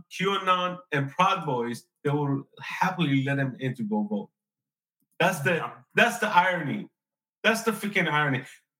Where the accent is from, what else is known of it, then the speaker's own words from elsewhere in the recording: Iran; now in United States; I'm an immigrant from Iran. I know what inflation was at age 13.